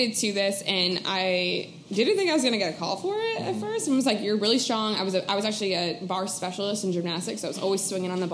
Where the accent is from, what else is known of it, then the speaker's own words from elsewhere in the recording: New Jersey, United States; moved away as an adult; also born or lived in Rhode Island; I'm actually originally from New Jersey